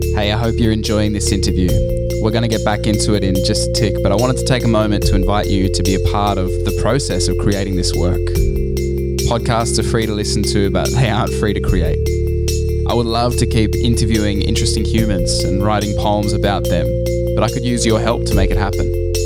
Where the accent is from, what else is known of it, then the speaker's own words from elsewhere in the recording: Canberra, Australian Capital Territory, Australia; moved away as an adult; now in Central Coast, Australia; growing up in Canberra